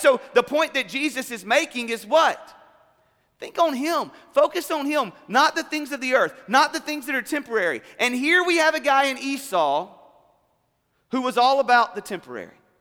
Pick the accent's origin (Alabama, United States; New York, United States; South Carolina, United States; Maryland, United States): Alabama, United States; South; moved away; also born or lived in Columbus, Georgia; I grew up originally in South Alabama, then we moved to Columbus, Georgia